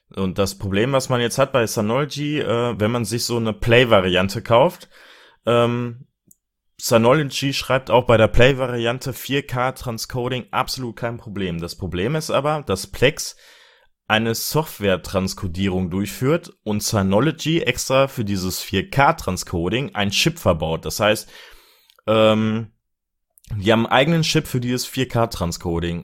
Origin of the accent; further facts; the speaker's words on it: Germany; bei uns in Deutschland